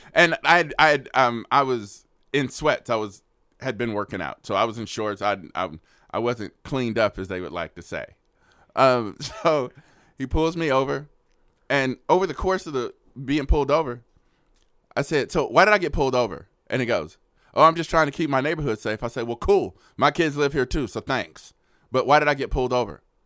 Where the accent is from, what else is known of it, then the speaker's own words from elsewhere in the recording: Oakland, California, United States; now in Austin, United States; I grew up in Oakland where the relationship between the police officers and the citizens, horrible